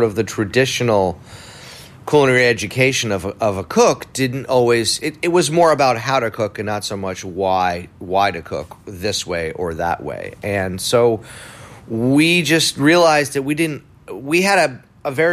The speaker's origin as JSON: {"language": "English", "town": "New York City", "region": "New York", "country": "United States", "tie": "born or raised there", "also_born_or_lived": "Providence, Rhode Island", "said": "I was born in Providence, Rhode Island. I grew up in New York City, but yeah, born in New England, and found my way to New York when I was about 7 years old"}